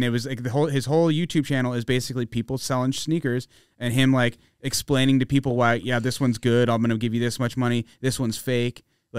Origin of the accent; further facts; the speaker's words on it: Arizona, United States; I mean, obviously like the Arizona stuff like looks dope and we're all from Arizona, so it's cool.